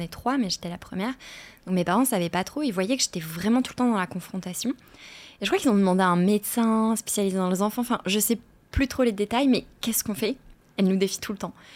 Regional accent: Arras, Hauts-de-France, France; moved away as an adult; also born or lived in Seville, Spain; Je suis née à Arras, dans le nord de la France

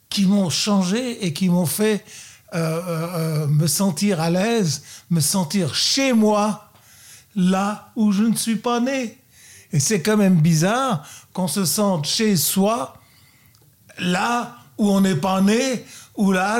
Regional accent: Luxembourg; also born or lived in Burgundy, France; now in Vallée de Joux, Switzerland; Je suis né au Luxembourg.

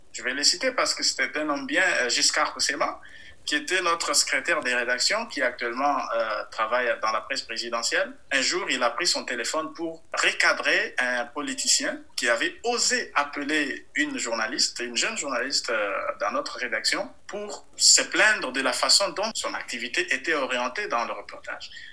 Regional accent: DR Congo; je viens du Kassai, dans la même région du président.

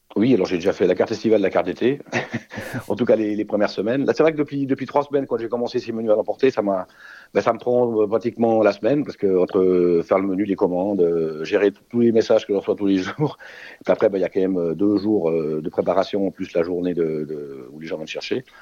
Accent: Switzerland; chez nous, en Suisse

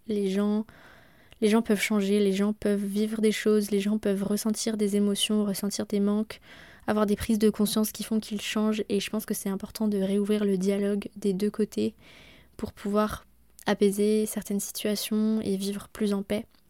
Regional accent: Brittany, France; moved away; chez nous en Bretagne

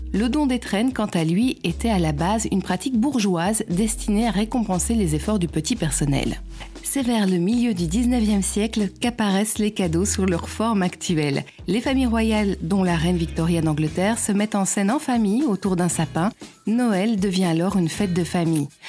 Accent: Belgium

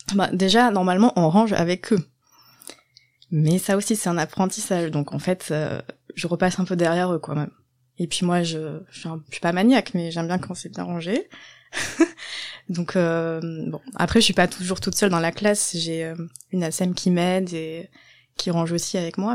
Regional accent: Landes, Nouvelle-Aquitaine, France; moved away as an adult; also born or lived in Bordeaux; La campagne dans le sud-ouest, dans les Landes

